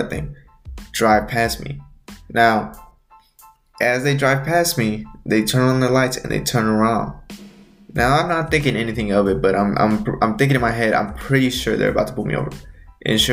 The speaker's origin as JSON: {"language": "English", "region": "Texas", "country": "United States", "tie": "born or raised there", "said": "I was born here in the United States, but my family is originally from Mexico."}